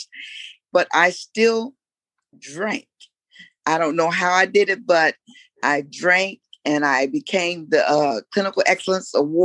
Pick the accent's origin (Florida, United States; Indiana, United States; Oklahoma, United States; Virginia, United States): Virginia, United States; Newport News; now in Washington, D.C., United States; I'm from the nation's capital, but originally I'm from Newport News, Virginia.